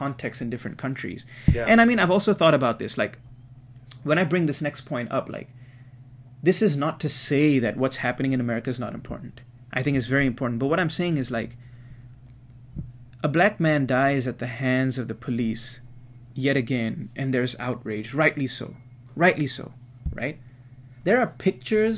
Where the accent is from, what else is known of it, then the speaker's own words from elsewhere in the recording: Singapore; growing up in Singapore, that's so small